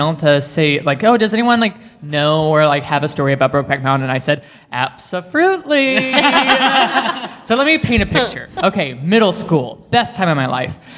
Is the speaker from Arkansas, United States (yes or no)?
yes; Little Rock, Arkansas, United States; I'm from Little Rock, Arkansas, so born and raised in the South